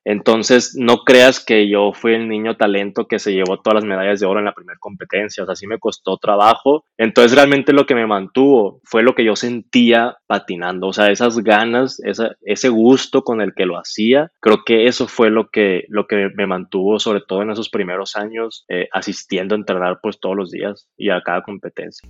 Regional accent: Hermosillo, Sonora, Mexico; moved away as an adult; now in Guadalajara, Mexico; soy de Hermosillo

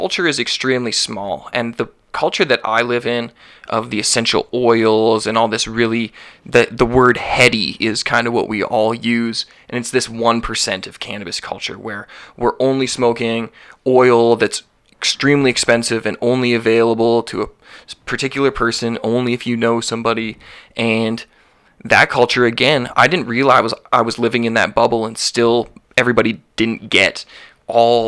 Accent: Calgary, Alberta, Canada; also born or lived in Vancouver; I'm born and raised in Calgary. I moved to Vancouver for a few months.

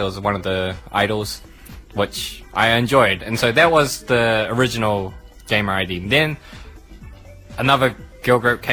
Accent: Christchurch, Canterbury, New Zealand; I'm from Christchurch

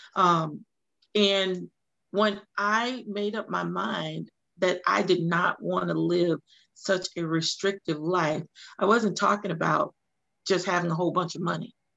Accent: Louisiana, United States; moved away as an adult; now in Hinesville, United States; I'm originally from Louisiana, moved to Georgia in 2001 uh, by way of the military

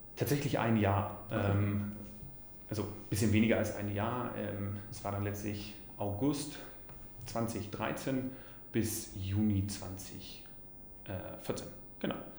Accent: Allgäu, Bavaria, Germany; accent: Allgäuer; moved away as an adult; also born or lived in Konstanz / Toronto / Vienna; ich bin im Allgäu geboren, bin da auch aufgewachsen

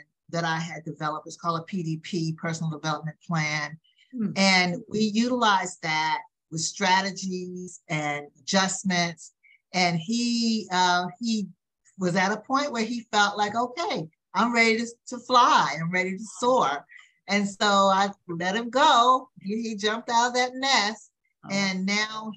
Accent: the South, United States; growing up in the South. I am a Southern lady

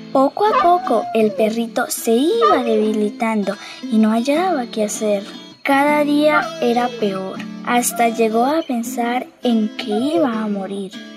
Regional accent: Charalá, Santander, Colombia; soy de Charalá, vivo en la vereda Guacamayas

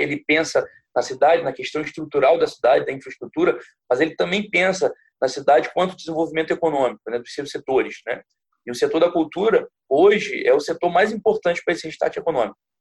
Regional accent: Niterói, Rio de Janeiro, Brazil; eu sou niteroiense, eu vivo em Niterói

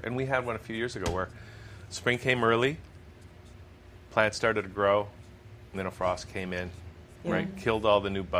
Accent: Welland, Ontario, Canada; this is in Ontario, in Welland, my hometown.

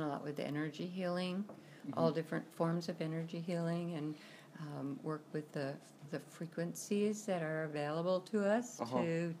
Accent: New Jersey, United States; born there; now in Kansas, United States; I was born in New Jersey and lived all over the country, different places, different times, and ended up in Kansas

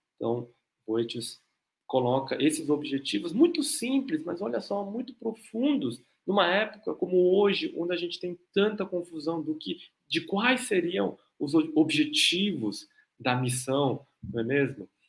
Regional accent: South Korea; eu sou coreano também

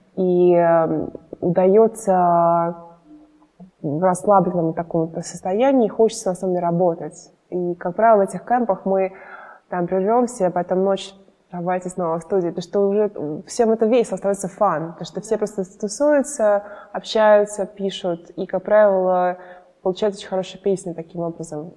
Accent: Moscow, Russia; now in United States; росла я в Москве, мои родители здесь

